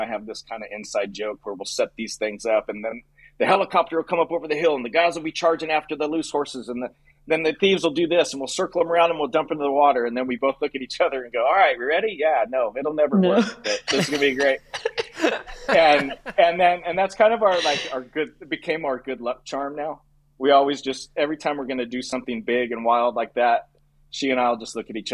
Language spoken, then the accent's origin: English; Paso Robles, California, United States; My background is I grew up in Paso Robles